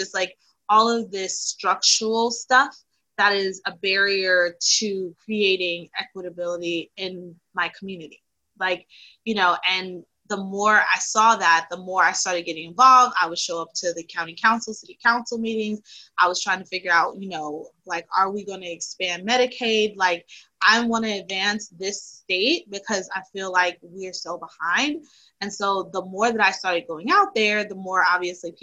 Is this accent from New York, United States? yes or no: yes; New York City, New York, United States; I'm from Brooklyn originally, BK